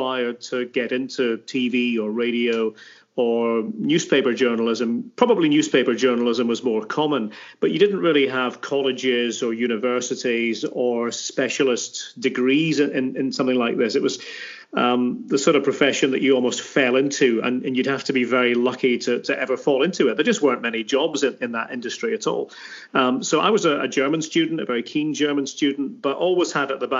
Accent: Aberdeen, Scotland, United Kingdom; moved away as an adult; now in United States; I was born in Aberdeen in the city itself, and back in 1967

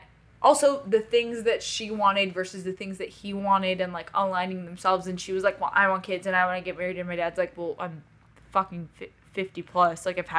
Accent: Paris, Île-de-France, France; I, born and raised in Paris, France, to a French family, a very wealthy French family.

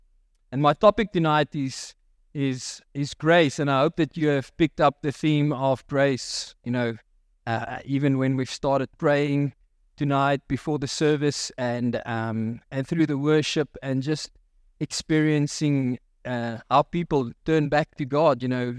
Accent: Free State, South Africa; I grew up in the Free State, and the mining houses had big backyards, and so there was a lot of space to chip, right?

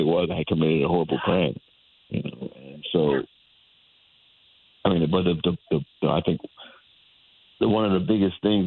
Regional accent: Hartford, Connecticut, United States; I'm a lifelong Connecticut resident. I was born in Hartford, Connecticut, and I grew up in the north end of Hartford.

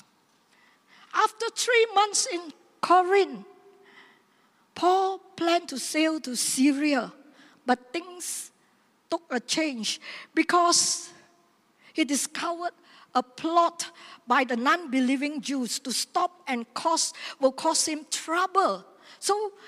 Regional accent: Seremban, Negeri Sembilan, Malaysia; my hometown

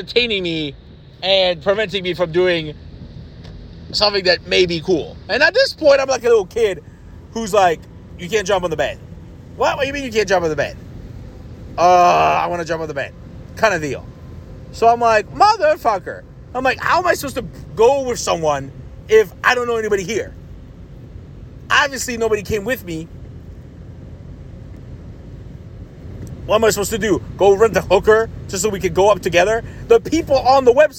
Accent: Ohio, United States; I'm from Ohio

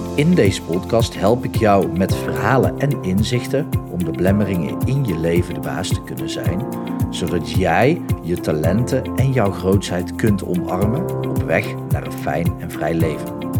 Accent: Breda, North Brabant, Netherlands; accent: soft G from Breda

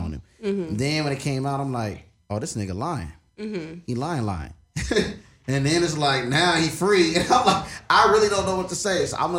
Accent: Chicago, Illinois, United States; growing up in Chicago, Cole, anybody that's from there could tell you, like, man, it's like, we got friends that's being murdered every day.

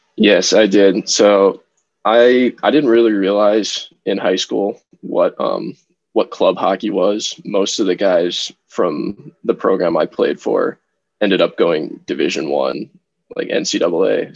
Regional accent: Minnesota, United States; my favorite team at the professional level is my hometown team, the Minnesota Wild

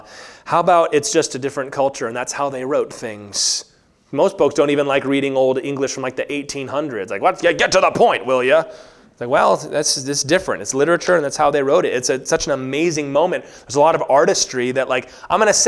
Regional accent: Virginia, United States; moved away; I grew up in Virginia

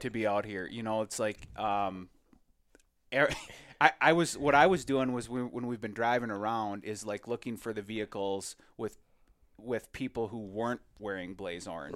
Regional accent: Minnesota, United States; as a Minnesotan

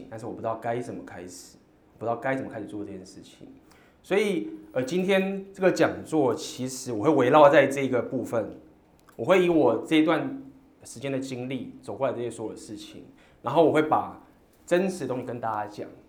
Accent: Taiwan; 我说我是台湾人。

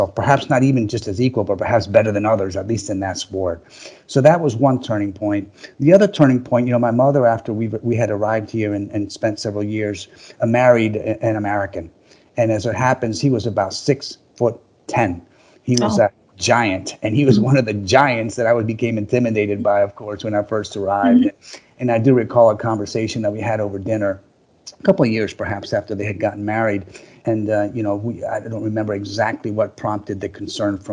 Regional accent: Managua, Nicaragua; moved away; I was born in Managua, Nicaragua.

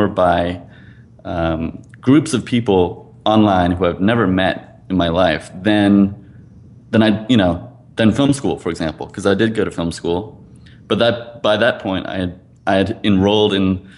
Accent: East Coast, United States; I grew up on the East Coast

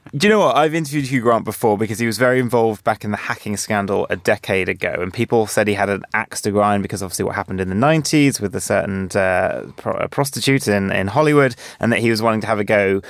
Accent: Jersey; I, I grew up in Jersey

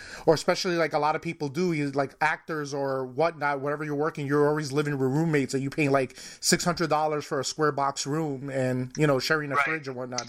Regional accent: New York City, New York, United States; moved away; I'm originally from Manhattan, New York.

